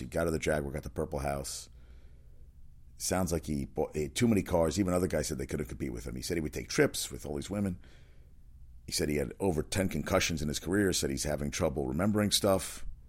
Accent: North Carolina, United States; My hometown, North Carolina

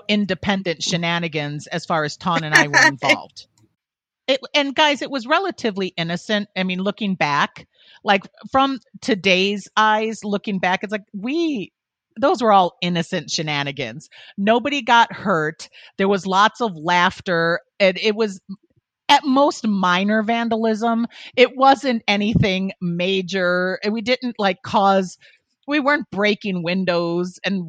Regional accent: Illinois, United States; Born and raised in Illinois, we lived in the same area. We went to the same high school

